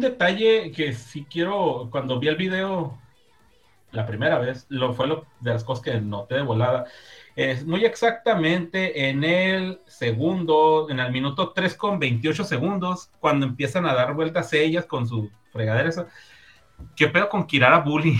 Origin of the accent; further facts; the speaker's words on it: northern Mexico, Mexico; Somos mexicanos, hombre. Somos del norte.